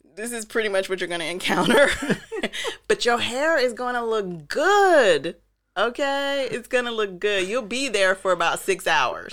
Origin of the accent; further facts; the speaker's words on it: Atlanta, Georgia, United States; also born or lived in Paris / New York / London; now in Amsterdam, Netherlands; I was living you know, growing up in Atlanta